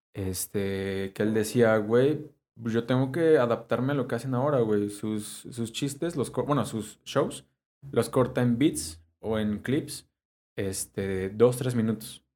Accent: Mexico; soy mexicano

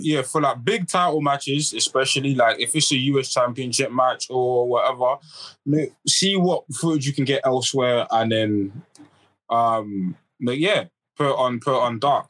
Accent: United Kingdom; us as British fans

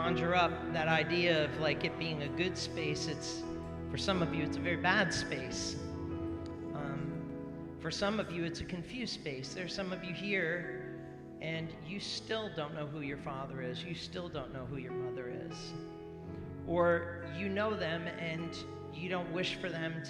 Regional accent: Rhode Island, United States; When I grew up I was in Rhode Island

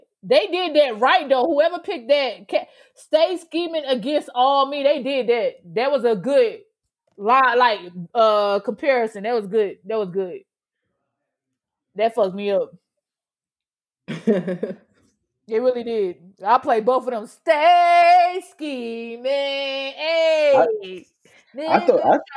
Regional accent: Georgia, United States; I'm from Georgia

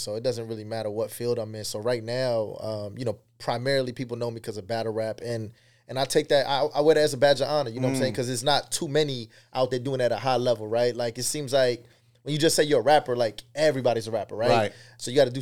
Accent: Tampa, Florida, United States; also born or lived in Queens, New York; I say Tampa because this is where I got my first fight, my first kids

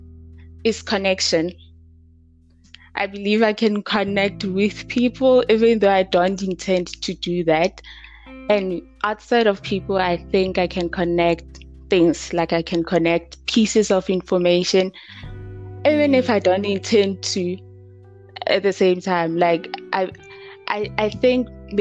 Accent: Thaba Nchu, Free State, South Africa; I'm from the Free State in Tabanchu

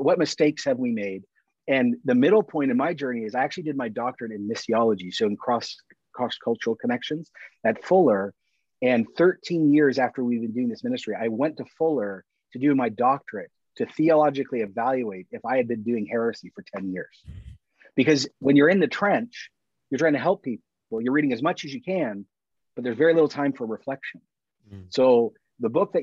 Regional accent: Canada; also born or lived in Toronto; I'm Canadian

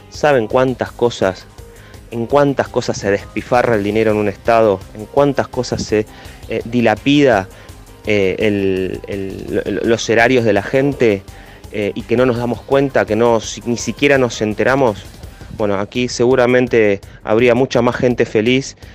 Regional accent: Lomas de Zamora, Buenos Aires Province, Argentina; Amo al club, amo a los Andes, soy de Lomas de Zamora, crecí, mis primeras armas las hice allí.

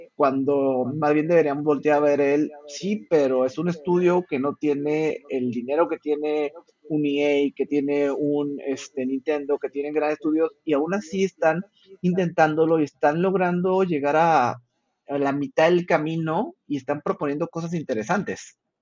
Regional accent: Chihuahua, Mexico; soy de Chihuahua

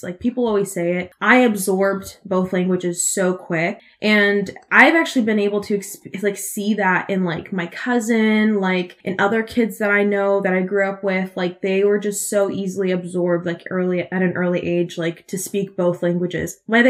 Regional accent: United States; first language Russian; English is a second language; I was born and raised in Washington, but my first language was technically Russian.

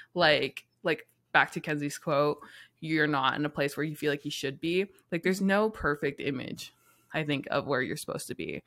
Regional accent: Yakima, Washington, United States; now in San Diego, United States; I'm also from Yakima, Washington, but I'm living here in San Diego

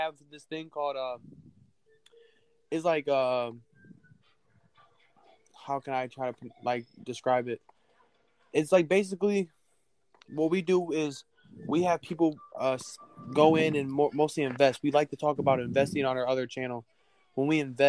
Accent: Miami, Florida, United States; we're actually from Miami, Florida

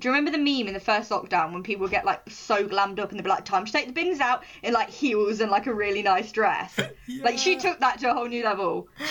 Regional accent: Scotland, United Kingdom; About 10 quid, but you can do it for me because I'm Scottish, right?

